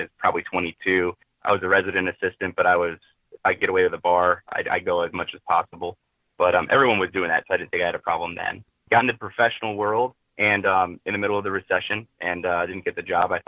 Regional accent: Northeast Indiana, United States; I'm from Northeast Indiana. I've lived there my whole life.

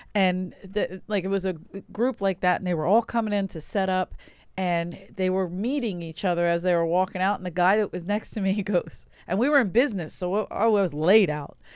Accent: Philadelphia, Pennsylvania, United States; I'm from Philadelphia

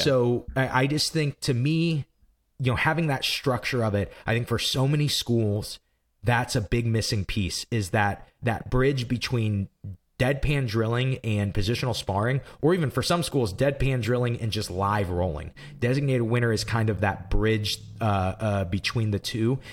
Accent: Granite City, Illinois, United States; we're from Granite City, Illinois

